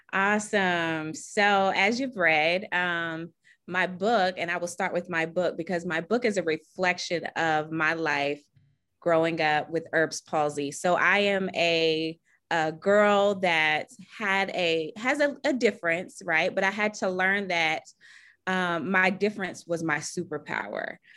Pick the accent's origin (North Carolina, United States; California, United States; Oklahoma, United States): North Carolina, United States; Charlotte; I'm from Charlotte, North Carolina